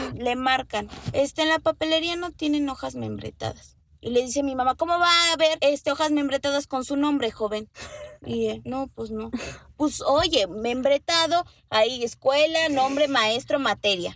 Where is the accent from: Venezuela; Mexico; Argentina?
Mexico; hablo como mexicana